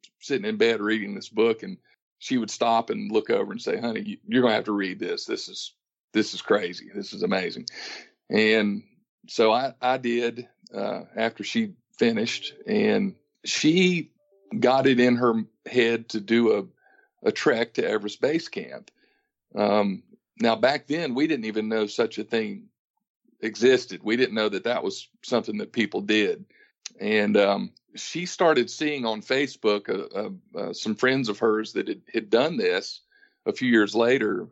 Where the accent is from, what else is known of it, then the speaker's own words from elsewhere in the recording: Ashe County, North Carolina, United States; accent: Southern; also born or lived in Raleigh, North Carolina; now in Kingston Springs, United States; I was raised mostly in the Northwest Appalachian Mountains of North Carolina.